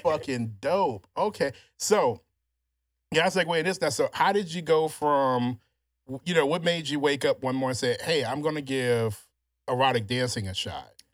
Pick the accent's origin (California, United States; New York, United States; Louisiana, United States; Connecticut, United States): Louisiana, United States; also born or lived in Houston, Texas; now in Texas, United States; all my life growing up in Louisiana